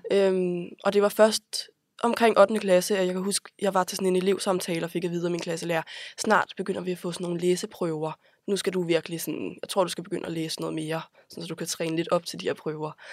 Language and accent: Danish; Copenhagen, Capital Region of Denmark, Denmark; jeg er vokset op på Vesterbro de første år af mit liv